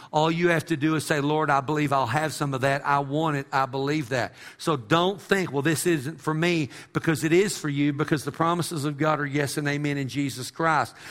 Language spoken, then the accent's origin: English; Texas, United States; I'm an American or because I'm a Texan